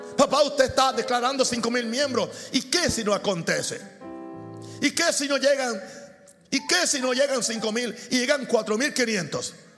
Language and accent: Spanish; Puerto Rico; moved away; also born or lived in Chicago; en Puerto Rico, que es el lugar donde yo nací